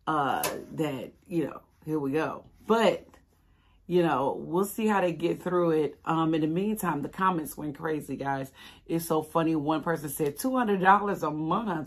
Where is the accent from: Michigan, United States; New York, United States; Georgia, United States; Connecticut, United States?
Michigan, United States; Detroit; Detroit versus everybody. That's my hometown.